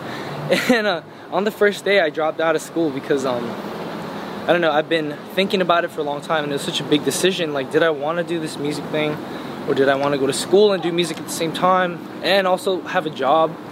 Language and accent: English; United States; I was born in America